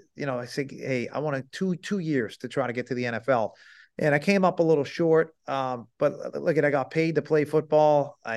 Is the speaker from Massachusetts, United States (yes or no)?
yes; Salem, Massachusetts, United States; I grew up in Salem, Massachusetts.